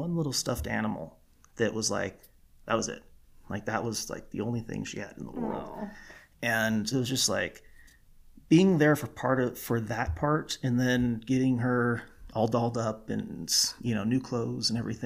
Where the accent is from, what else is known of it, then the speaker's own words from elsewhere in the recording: California, United States; moved away as an adult; I was born and raised in California